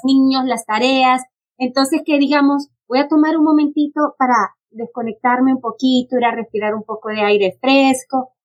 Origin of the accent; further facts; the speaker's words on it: Honduras; moved away; yo soy originalmente de Honduras